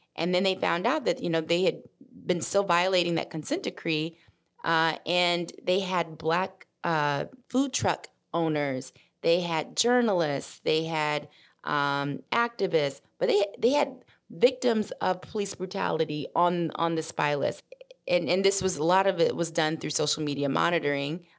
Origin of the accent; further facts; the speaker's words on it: Memphis, Tennessee, United States; also born or lived in Mississippi; I'm originally from Mississippi, raised in Memphis